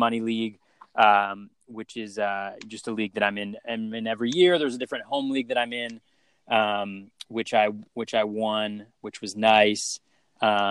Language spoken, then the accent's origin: English; Northern California, United States; I grew up in Northern California